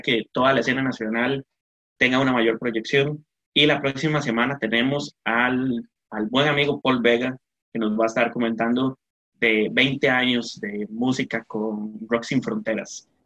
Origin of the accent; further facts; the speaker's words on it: Costa Rica; como costarricenses